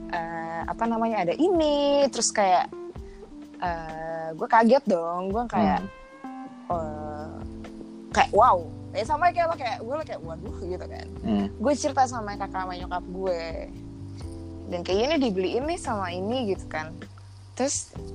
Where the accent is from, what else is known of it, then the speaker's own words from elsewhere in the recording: Indonesia; moved away as an adult; now in France; gue balik ke Indonesia